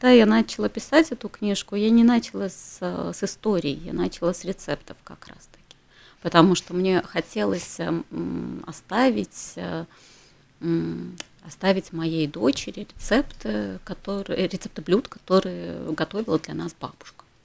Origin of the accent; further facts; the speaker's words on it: Ternopil, Ternopil Oblast, Ukraine; moved away; я родилась в Украине. Угу. Я родилась в городе Тернополе. угу. А, это на западе Украины, недалеко угу. от э, Львова.